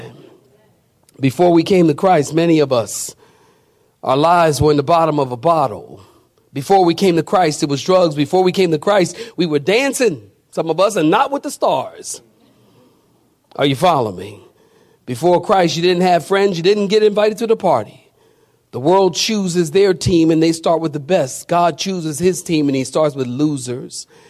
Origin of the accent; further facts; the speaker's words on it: Philadelphia, Pennsylvania, United States; I'm from Philadelphia. And when I was growing up, you know, we, they had gangs everywhere in the city